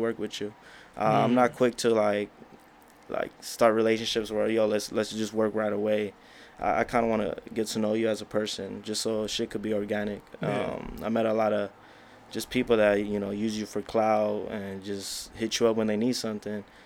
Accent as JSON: {"language": "English", "town": "National City", "region": "California", "country": "United States", "tie": "born or raised there", "said": "I'm from San Diego, but I like to represent National City just growing up. You know, I live in National City since I was 4 years old"}